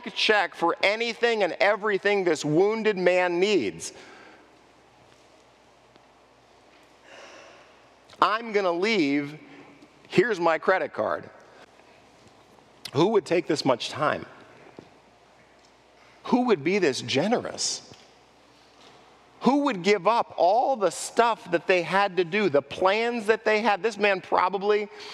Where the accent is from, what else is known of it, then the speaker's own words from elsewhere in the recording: Los Angeles, California, United States; I grew up in Los Angeles